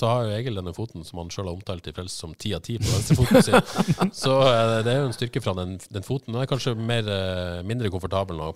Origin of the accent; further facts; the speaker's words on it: Haugesund, Rogaland, Norway; jeg spilte jo litt med, med Dion i oppveksten på Eterfjellbanen uh, i Haugesund.